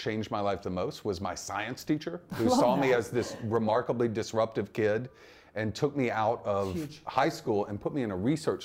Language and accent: English; Mississippi, United States; moved away; place like Mississippi where I was born